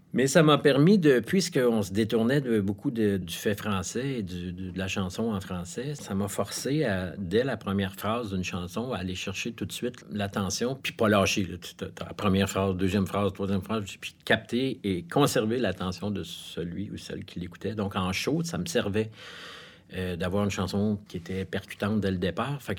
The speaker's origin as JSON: {"language": "French", "town": "Montreal", "region": "Quebec", "country": "Canada", "tie": "born or raised there", "said": "Je suis né à Montréal, j'ai été élevé dans le West Island."}